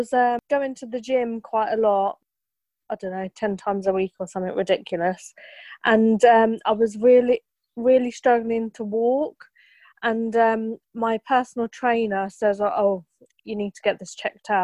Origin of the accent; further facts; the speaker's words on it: Milton Keynes, South East England, United Kingdom; I'm from Milton Keynes